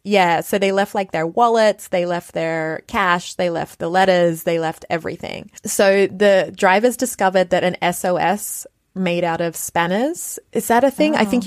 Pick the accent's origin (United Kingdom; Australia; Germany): Australia; accent: Australian; now in Canada; I'm from Australia